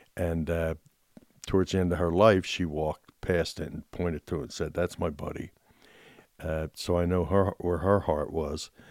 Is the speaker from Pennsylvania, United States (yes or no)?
yes; Philadelphia, Pennsylvania, United States; I grew up in Philadelphia, in Southwest Philadelphia, neighborhood of row homes